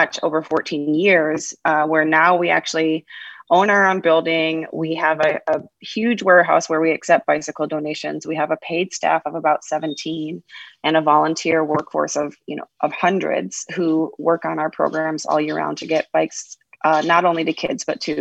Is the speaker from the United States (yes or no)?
yes; just outside of Ann Arbor, Michigan, United States; moved away as an adult; also born or lived in Knoxville, Tennessee; now in Boise, United States; I grew up in Michigan, just outside of the Ann Arbor area